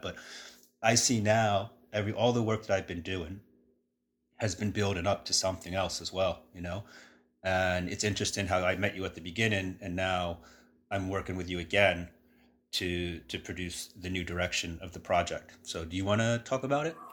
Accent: New York City, New York, United States; moved away; growing up around New York City

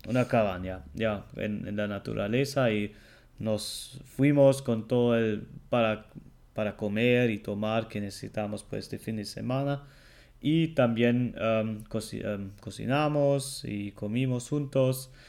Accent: Germany; el alemán

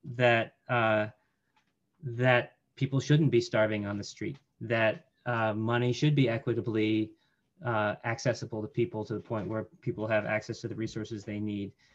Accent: Colorado Springs, Colorado, United States; I grew up in Colorado Springs

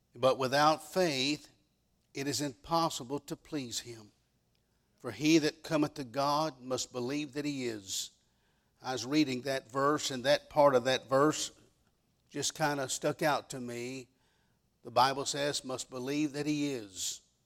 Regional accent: Dallas, Texas, United States; moved away as an adult; now in West Virginia, United States; I was born and raised in the Dallas, Texas area

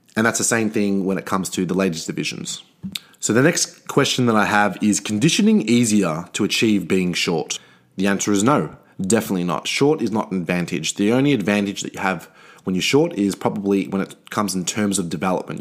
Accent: Australia

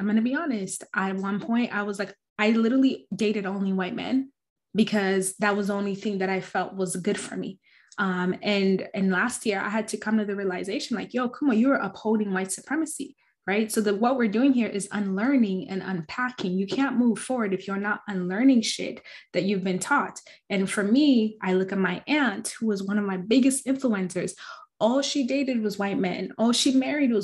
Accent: Arizona, United States; growing up in Arizona, it's very anti-Black

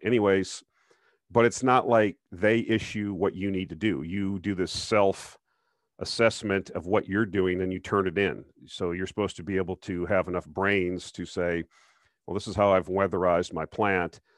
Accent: Minnesota, United States; moved away; I used to live in Minnesota, I'm from Minnesota

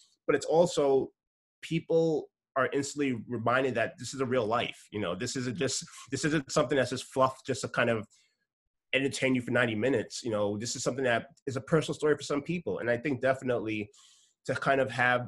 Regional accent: New York City, New York, United States; I come from New York City

